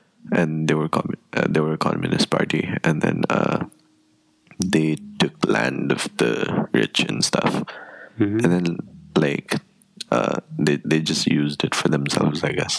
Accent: Nepal; Technically, I'm Nepali.

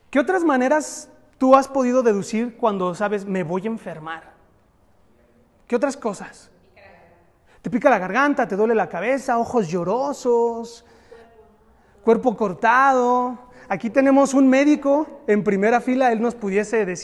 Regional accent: Mexico; Decidimos ir al doctor, no automedicarnos, ¿verdad? Como buenos mexicanos.

